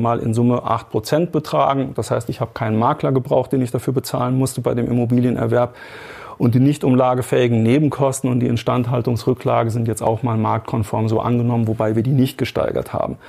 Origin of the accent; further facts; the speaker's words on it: Germany; bei uns in Deutschland